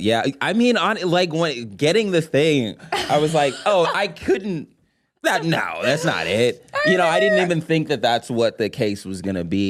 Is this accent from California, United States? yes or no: yes; Los Angeles, California, United States; a native Angeleno